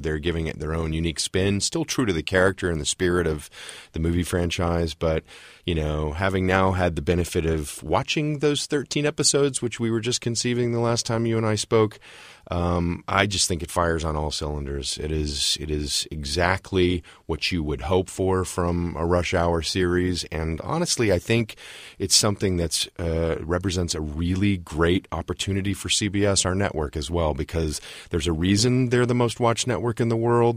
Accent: Tulsa, Oklahoma, United States; moved away as an adult; now in Los Angeles, United States; I actually was born and raised in Tulsa, Oklahoma, but it will be thirty years next month in Los Angeles

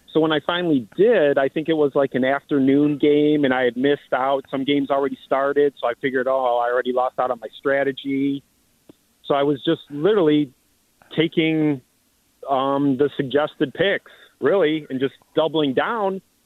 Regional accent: Cleveland, Ohio, United States; we're from Cleveland

